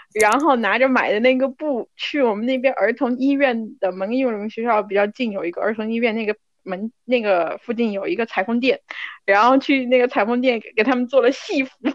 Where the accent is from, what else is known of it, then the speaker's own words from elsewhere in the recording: Kunming, Yunnan, China; accent: Kunming dialect; 我们昆明话